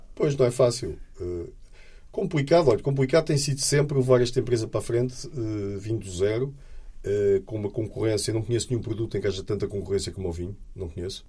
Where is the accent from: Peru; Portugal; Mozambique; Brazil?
Portugal; nós, portugueses